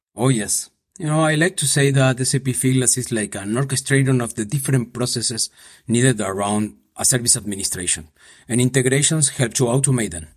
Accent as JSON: {"language": "English", "region": "Buenos Aires", "country": "Argentina", "tie": "born or raised there", "also_born_or_lived": "Paraguay / Mexico City, Mexico", "moved": "as an adult", "lives_now": "Madrid, Spain", "said": "I was born in Paraguay, and when I s, I was just a baby, my parents moved to Argentina, so I grew up there in Buenos Aires."}